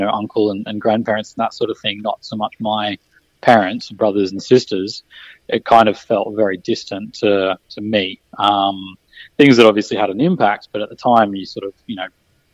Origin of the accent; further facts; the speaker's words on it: Byron Bay, New South Wales, Australia; moved away as an adult; also born or lived in Brisbane; growing up in Byron Bay